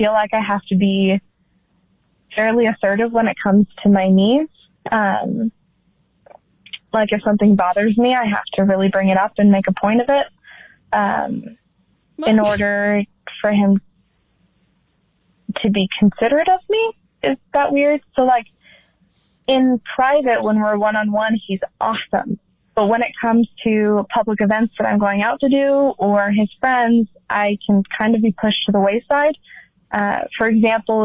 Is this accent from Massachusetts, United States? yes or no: no; Utah, United States; I am 25 and from Utah.